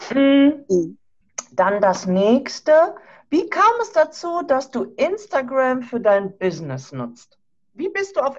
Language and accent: German; Krefeld, North Rhine-Westphalia, Germany; Ich komme ja aus Nordrhein-Westfalen, aus Krefeld in der Nähe von Düsseldorf.